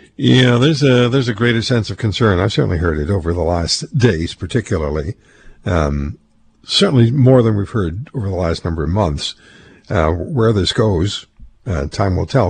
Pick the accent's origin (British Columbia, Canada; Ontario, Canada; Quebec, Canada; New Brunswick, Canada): Quebec, Canada; Montreal; I was a kid growing up in Montreal